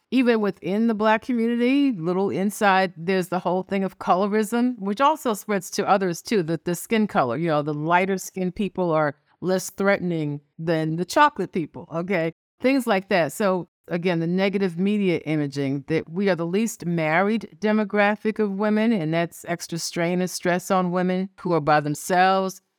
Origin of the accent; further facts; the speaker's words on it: New York City, New York, United States; I was born in New York City. I'm an only child. I grew up poor in Washington Heights, uh, part of New York City.